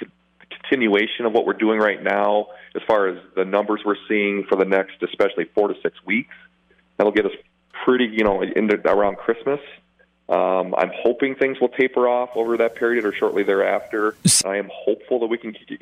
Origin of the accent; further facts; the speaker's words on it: South Dakota, United States; now in La Crosse, United States; I grew up in South Dakota, so I'm well-versed in hot dish